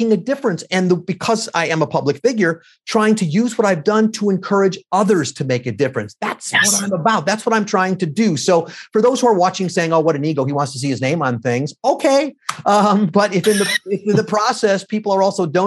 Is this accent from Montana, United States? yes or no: no; Skokie, Illinois, United States; I grew up in Skokie, Illinois